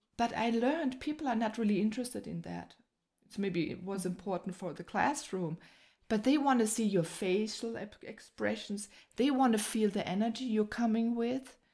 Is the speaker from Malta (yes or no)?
no; Germany; I was born here in Germany